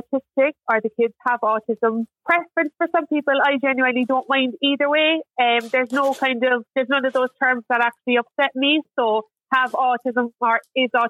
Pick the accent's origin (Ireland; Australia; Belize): Ireland; Mallow, Munster; I come from Mallow in Cork.